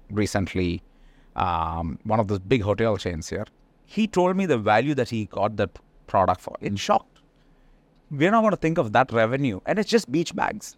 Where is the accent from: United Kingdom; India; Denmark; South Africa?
India; moved away; being Indian, there's a lot of our people who are in these kind of businesses